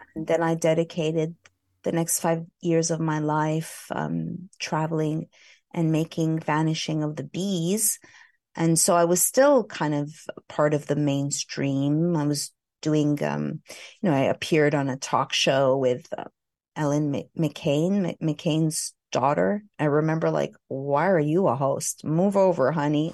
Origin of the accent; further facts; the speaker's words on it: Montreal, Quebec, Canada; moved away as an adult; also born or lived in Vancouver / Los Angeles, California; I hail from Montreal, Canada